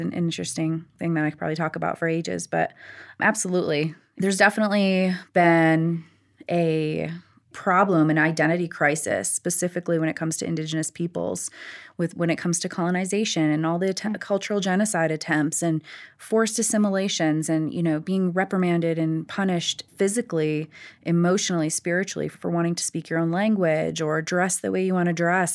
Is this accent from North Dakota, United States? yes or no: yes; North Dakota, United States; now in Denver, United States; I grew up in North Dakota, and I was very much present on the reservation.